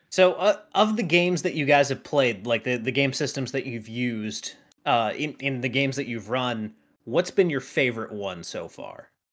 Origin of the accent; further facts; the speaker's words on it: North Carolina, United States; now in Tennessee, United States; I'm from North Carolina